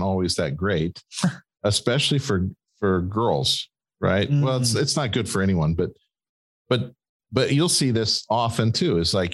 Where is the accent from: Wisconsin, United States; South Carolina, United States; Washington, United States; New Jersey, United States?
Wisconsin, United States; Green Bay; We're from Green Bay